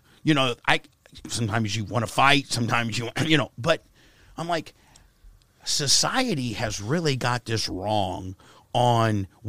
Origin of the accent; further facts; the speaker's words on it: Warsaw, Indiana, United States; I was from Warsaw, Indiana, and, like, weed was a gateway drug.